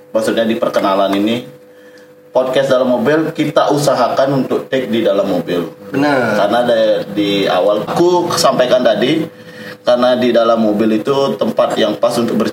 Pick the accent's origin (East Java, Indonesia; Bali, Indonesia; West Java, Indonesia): Bali, Indonesia; walaupun kita dari Bali stereotip orang Bali